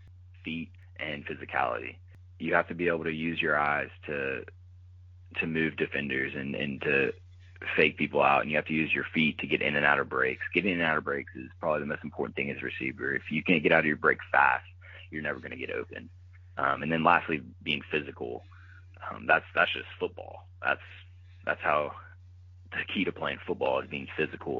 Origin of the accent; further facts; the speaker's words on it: Louisiana, United States; moved away; growing up in Louisiana